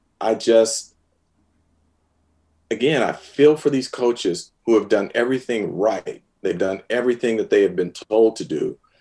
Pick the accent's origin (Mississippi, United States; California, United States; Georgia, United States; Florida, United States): California, United States; San Francisco; I'm a San Francisco native. I was born in San Francisco. Grew up watching the 49ers